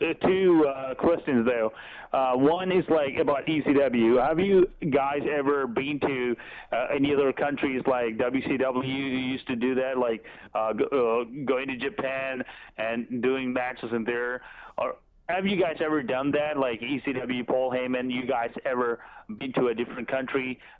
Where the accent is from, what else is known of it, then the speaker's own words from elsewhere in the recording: India; English is a second language; moved away as an adult; now in Texas, United States; I'm originally from India. Grew up watching you, legends like you, Stevie Richards, Raven. I even learned English from you guys.